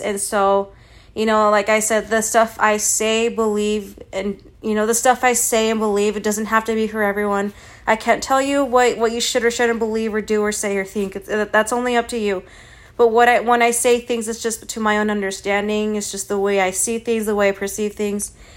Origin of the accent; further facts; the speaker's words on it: Provo, Utah, United States; I'm Mexican, but I was born in the U S, you know, I was born in Provo, Utah